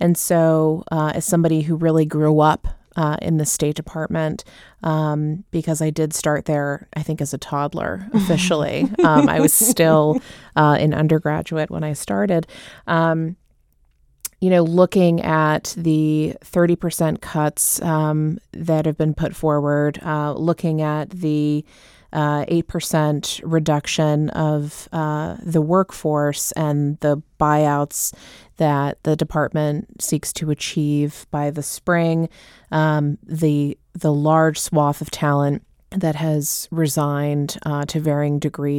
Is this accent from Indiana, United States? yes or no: no; Southern California, United States; moved away as an adult; now in Washington, D.C., United States; growing up in Southern California, I started taking Spanish in public schools in seventh grade.